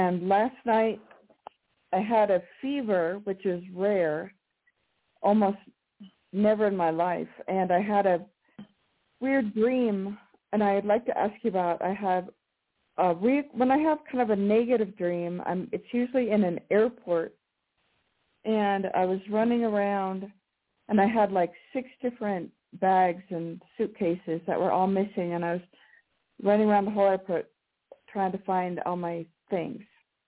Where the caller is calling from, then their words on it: Colorado, United States; Hi, this is … in Colorado.